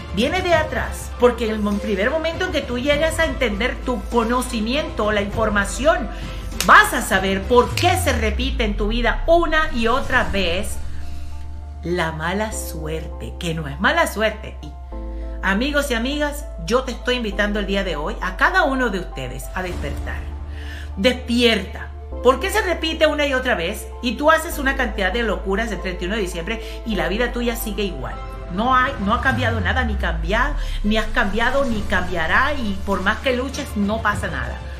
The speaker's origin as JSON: {"language": "Spanish", "country": "Colombia", "said": "Yo soy de Colombia, vengo de un país de Sudamérica"}